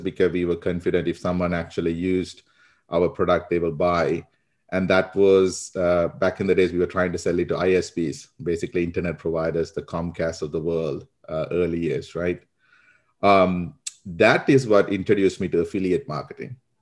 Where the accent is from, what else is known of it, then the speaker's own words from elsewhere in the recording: Sri Lanka; now in United States; I grew up in Sri Lanka, um, so a lot of people, that's where my accent is from. Uh, but I've been in the U S for about twenty years now